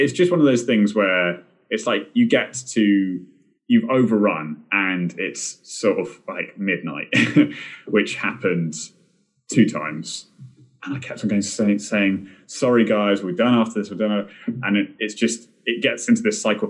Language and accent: English; United Kingdom; being British